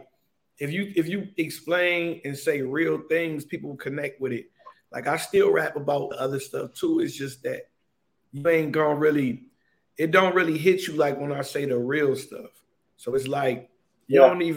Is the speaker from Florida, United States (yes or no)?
no; Cleveland, Ohio, United States; We are from Cleveland